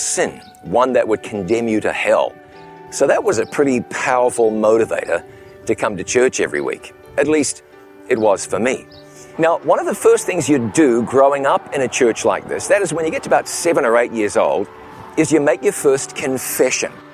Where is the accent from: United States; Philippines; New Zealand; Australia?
New Zealand; Ngaruawahia, Waikato; moved away as an adult; my hometown of Ngaruawahia, New Zealand. It's been a long time since I lived here, but this is where I grew up